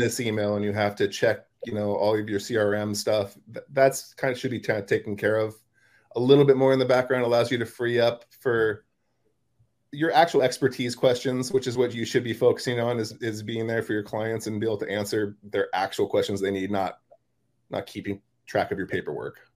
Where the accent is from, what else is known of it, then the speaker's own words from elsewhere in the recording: California, United States; moved away as an adult; also born or lived in San Diego, California; now in Wilmington, United States; California, that's where I'm from